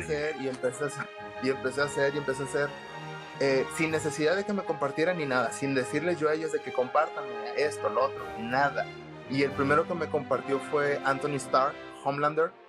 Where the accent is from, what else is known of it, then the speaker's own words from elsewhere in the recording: Monterrey, Nuevo León, Mexico; soy de Monterrey, Nuevo León